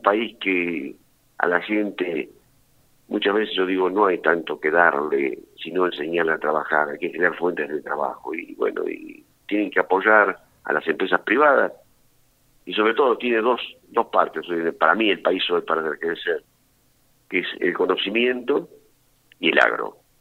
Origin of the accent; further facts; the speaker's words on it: La Plata, Buenos Aires Province, Argentina; also born or lived in Saavedra, Buenos Aires Province; A los nueve años, ahí me, ya me vine con mis hermanos de La Plata y viajaba a Saavedra en los veranos. Así que hice todo el secundario, soy alumno de Don Bosco hice todo el colegio primario y secundario